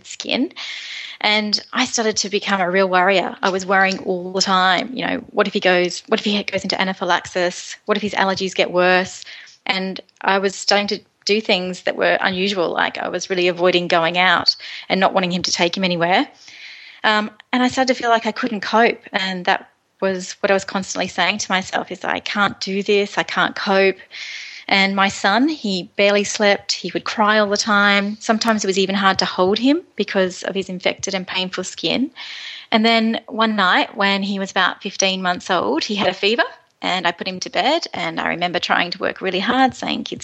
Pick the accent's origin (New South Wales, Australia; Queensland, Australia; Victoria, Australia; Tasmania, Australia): New South Wales, Australia; Moree; moved away; I'm from Moree in northwest New South Wales, and about 15 years ago I met my husband Tony, and it was love at first sight, and we moved back to my lovely hometown of Moree